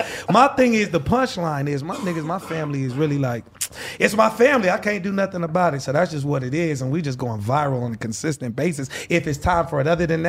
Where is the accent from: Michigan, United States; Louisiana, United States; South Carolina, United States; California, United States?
California, United States; Los Angeles; All over LA. Shit. That point in time, I was living off since in LA and La Brea.